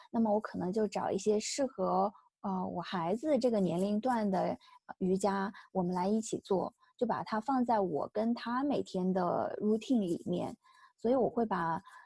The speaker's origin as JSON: {"language": "Chinese", "country": "China", "said": "像我们中国人说的乖呀、听话呀"}